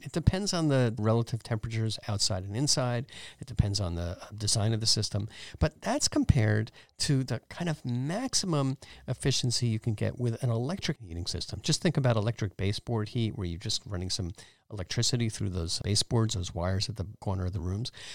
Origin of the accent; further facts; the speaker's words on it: East Coast, United States; now in San Jose, United States; where I grew up on the East Coast